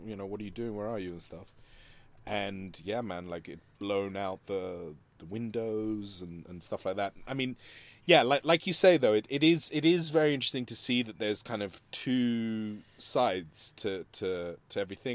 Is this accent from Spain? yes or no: yes; Madrid, Community of Madrid, Spain; moved away; growing up in Spain, you know, and, and growing up in Madrid